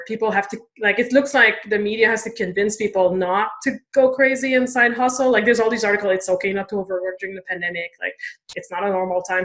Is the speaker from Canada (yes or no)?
yes; Canada; I am French Canadian